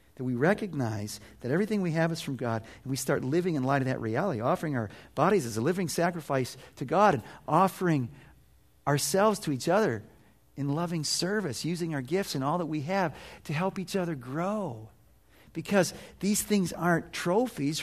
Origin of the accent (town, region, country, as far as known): United States